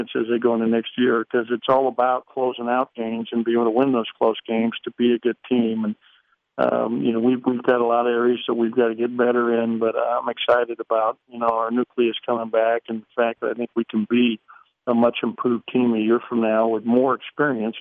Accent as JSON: {"language": "English", "town": "Lebanon", "region": "Oregon", "country": "United States", "tie": "born or raised there", "also_born_or_lived": "Spokane, Washington / Arizona / Pittsburgh / Los Angeles", "moved": "as an adult", "said": "I'm actually from Lebanon, Oregon. I was born in Oregon, so I am an Oregonite through and through"}